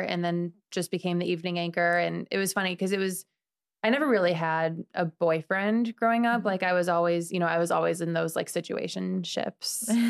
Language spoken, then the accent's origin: English; Midwest, United States; But I'm from the Midwest.